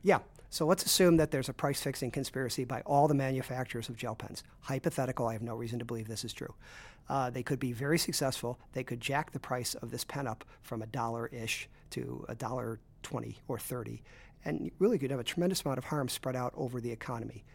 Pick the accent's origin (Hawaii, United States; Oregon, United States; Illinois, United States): Illinois, United States; Chicago; also born or lived in Brooklyn; I grew up in Chicago.